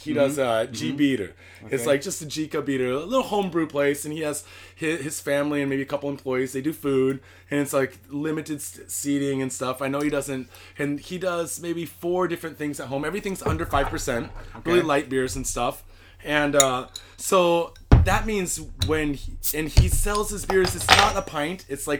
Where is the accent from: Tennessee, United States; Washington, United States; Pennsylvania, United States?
Washington, United States; Seattle; moved away as an adult; now in Japan; I'm from Seattle, Washington